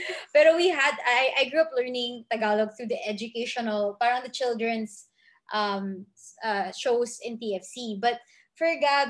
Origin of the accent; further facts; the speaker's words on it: United Arab Emirates; now in Philippines; when we were growing up in UAE, there's like an Indian school, a British school, an American school, you know, a Catholic school.